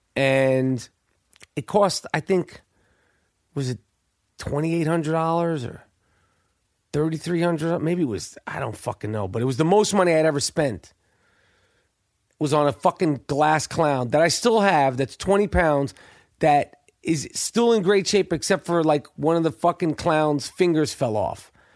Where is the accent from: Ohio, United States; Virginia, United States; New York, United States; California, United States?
New York, United States; moved away; I was from New York at the time, never been to Philadelphia. I'm six